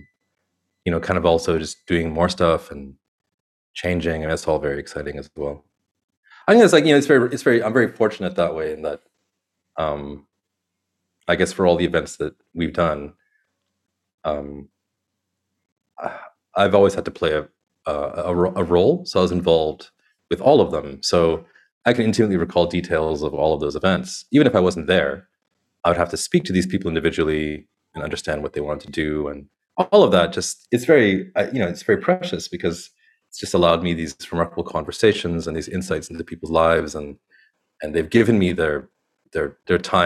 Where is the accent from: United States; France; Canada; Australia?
Canada; now in India; growing up in Canada